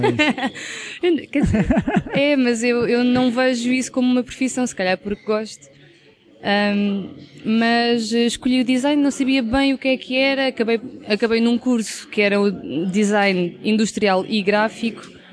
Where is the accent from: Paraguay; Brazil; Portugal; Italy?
Portugal; Caldas da Rainha, Centro; also born or lived in Lisbon; eu sou das Caldas da Rainha e estudei em Lisboa